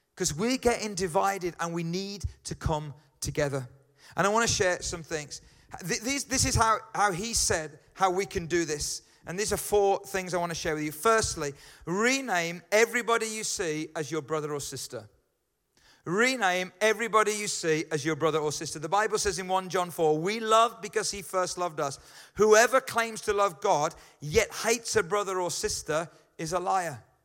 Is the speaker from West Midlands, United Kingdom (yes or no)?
yes; Birmingham, West Midlands, United Kingdom; accent: Brummie; I'm a Brummy